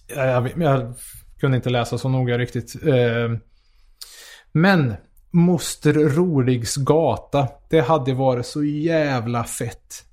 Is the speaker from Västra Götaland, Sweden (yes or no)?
no; Karlstad, Värmland, Sweden; jag är från Karlstad